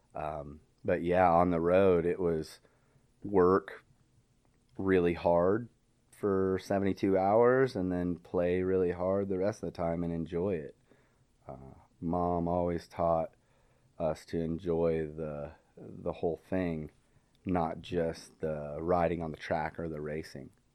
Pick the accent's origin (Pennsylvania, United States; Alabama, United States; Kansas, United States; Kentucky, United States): Kansas, United States; Wichita; moved away; also born or lived in Texas; I was eleven, kinda locally in the Wichita, Kansas area. Um, and it took all of a half of a year for my parents to get behind me, start a B M X track in my hometown